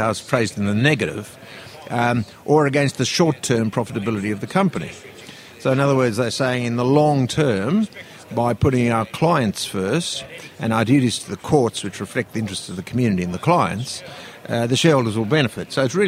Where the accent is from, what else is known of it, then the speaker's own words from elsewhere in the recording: Australia; Yeah, sure. I'm from Australia.